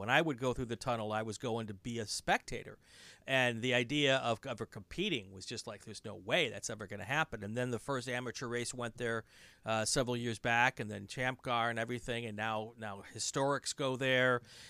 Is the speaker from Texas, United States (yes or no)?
no; Lake Geneva, Wisconsin, United States; moved away; I grew up in Lake Geneva.